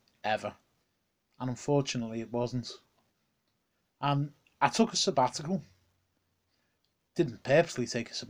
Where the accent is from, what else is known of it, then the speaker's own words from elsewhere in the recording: Liverpool, North West England, United Kingdom; coming to the Liverpool Olympia, my hometown.